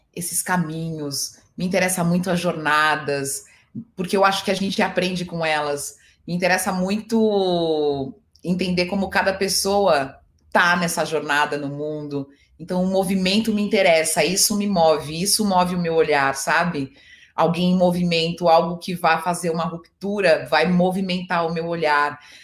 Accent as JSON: {"language": "Portuguese", "region": "São Paulo", "country": "Brazil", "said": "eu sou é, de Itaquera, da Zona Leste, e aí eu fui estudar em Perdizes"}